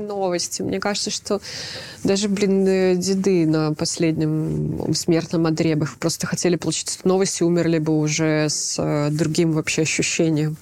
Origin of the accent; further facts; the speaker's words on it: Belarus; moved away; мы белорусы, где бы мы ни оказались